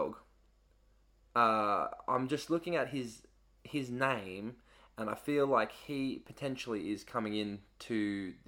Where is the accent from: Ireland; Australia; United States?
Australia; now in England; I'm from Australia.